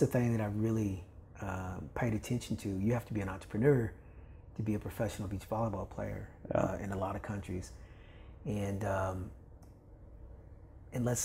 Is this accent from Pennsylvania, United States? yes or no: no; Kentucky, United States; moved away; also born or lived in Los Angeles / Australia; I'm from Kentucky. I'm a 5'10" black guy from Kentucky